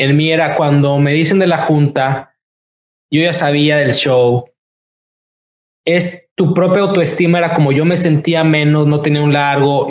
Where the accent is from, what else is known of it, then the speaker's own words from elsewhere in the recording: Tampico, Tamaulipas, Mexico; moved away as an adult; now in Los Angeles, United States; soy mexicano